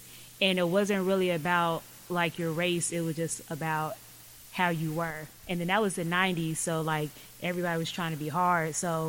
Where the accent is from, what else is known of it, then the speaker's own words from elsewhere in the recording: Lawton, Oklahoma, United States; also born or lived in South Carolina / Hawaii / Florida; now in Oklahoma City, United States; I grew up as an Army brat, so like I was born in South Carolina, lived in Hawaii, Florida, but I was raised in Lawton, and then I moved up here like 8th grade to the city.